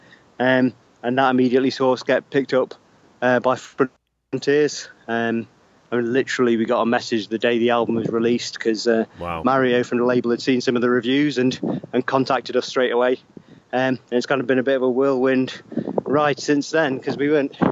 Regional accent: Derby, East Midlands, United Kingdom; we're from like the middle of England, based mainly around Derby

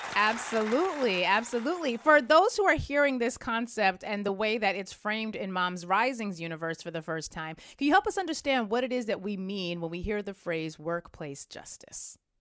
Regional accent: Germany; now in United States; I was born and raised in Germany

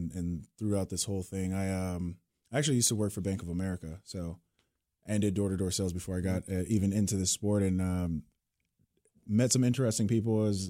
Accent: San Diego, California, United States; moved away as an adult; also born or lived in Manhattan, Kansas; I grew up on the West Coast from San Diego

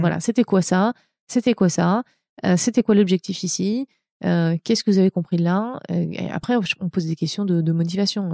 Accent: France; moved away as an adult; also born or lived in Montreal, Canada; now in California, United States; je, suis française. Hein, je suis pas américaine. J'ai une carte verte

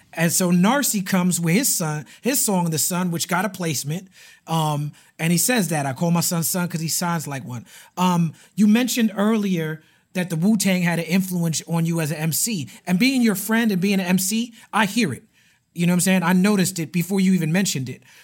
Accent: New York City, New York, United States; growing up in Brooklyn

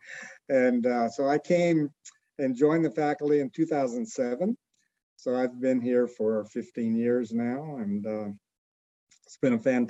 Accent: Columbus, Georgia, United States; moved away as an adult; also born or lived in Arlington, Texas / Arkansas / St. Louis, Missouri / Iowa; now in Indiana, United States; I was originally from Columbus, Georgia, born and raised, finished high school there.

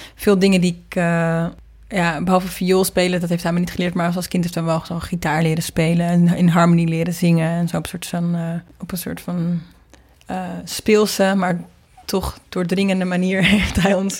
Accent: Marken, North Holland, Netherlands; mijn ouders zijn een paar jaar geleden weggevaard van Marken, waar ik ben opgegroeid

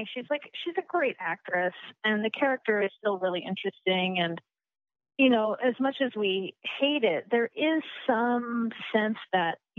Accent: Colorado, United States; I'm from Colorado

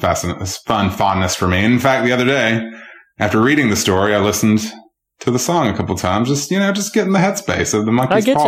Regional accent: Georgia, United States; Georgia, my home state

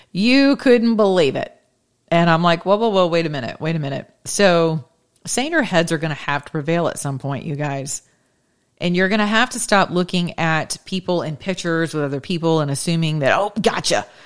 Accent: Georgia, United States; Georgia, my home state where I still reside for now

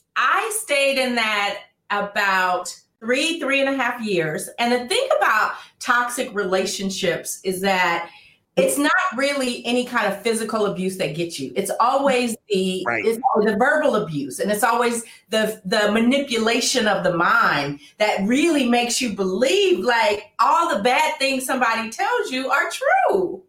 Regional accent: Oakland, California, United States; now in Los Angeles, United States; I'm originally from Oakland. So before I moved

